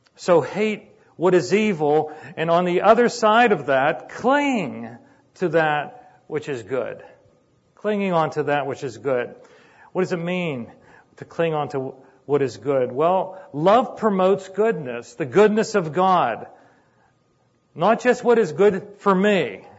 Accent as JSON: {"language": "English", "town": "Sharpsburg", "region": "Pennsylvania", "country": "United States", "tie": "born or raised there", "said": "I grew up in Sharpsburg in a little apartment"}